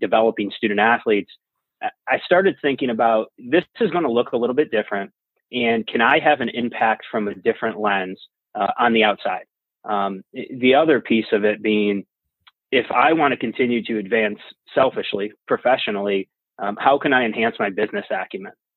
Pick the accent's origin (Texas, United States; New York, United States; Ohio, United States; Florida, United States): New York, United States; Utica; I grew up in Utica, New York